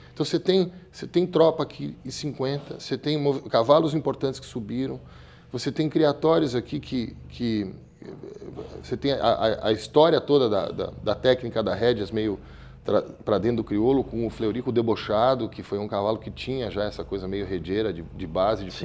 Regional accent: São Paulo, Brazil; eu sou paulista, paulistano, nascido no 9 de julho.

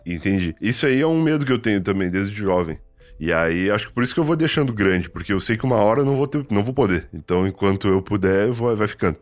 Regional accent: Rio Grande, Rio Grande do Sul, Brazil; also born or lived in Santa Vitória do Palmar; now in São Paulo, Brazil; eu sou de Rio Grande

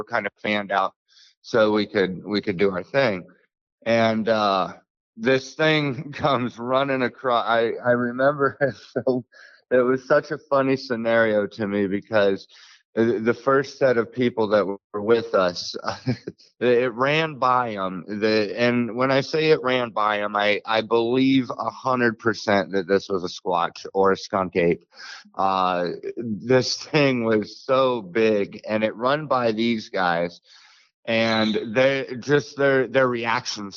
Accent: Pacific Northwest, United States; now in Florida, United States; I grew up in the Pacific Northwest

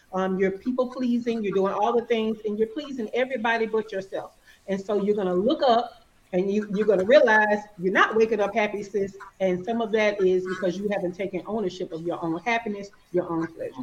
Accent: Alabama, United States; accent: Alabama; I'm from the South, I'm from Alabama. I'm sure y'all can hear all this Alabama

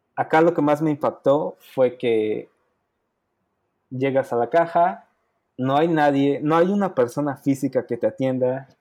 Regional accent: Puebla, Mexico; moved away as an adult; now in United States; yo soy de Puebla. Este, yo siempre he trabajado en Puebla

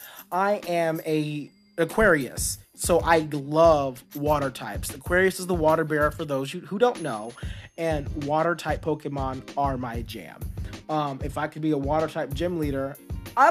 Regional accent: Texas, United States; I was growing up in Texas, and I was at a huge high school

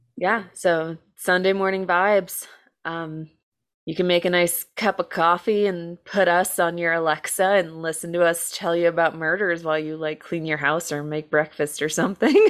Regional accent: United States

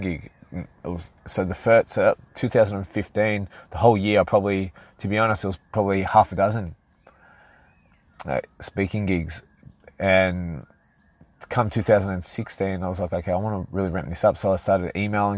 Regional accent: Sydney, New South Wales, Australia; I was walking through my hometown of Mortdale, and one of my hometown, of sort of around Hurstville, Oatley, Mortdale, Peakhurst, all these areas.

